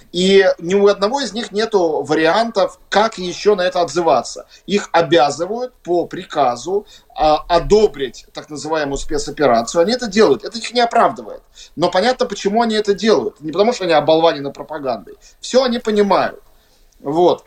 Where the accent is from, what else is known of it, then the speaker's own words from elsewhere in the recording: Russia; moved away as an adult; now in Latvia; Я вот как россиянин